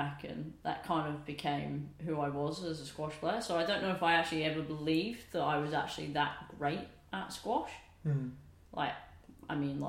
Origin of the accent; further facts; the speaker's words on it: Bedfordshire, East of England, United Kingdom; I was the only junior that he coached growing up in Bedfordshire